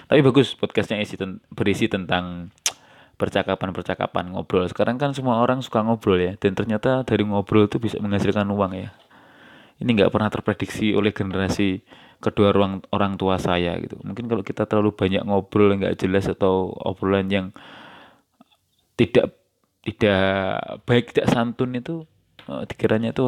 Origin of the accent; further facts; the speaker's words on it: Java, Indonesia; accent: Javanese (medok); aksen bahasa aksen suara saya yang kelihatan medok ya yang nggak apa-apa gitu itu memang karena dari sononya nggak seperti ini dan saya tidak ada keinginan untuk merubah gitu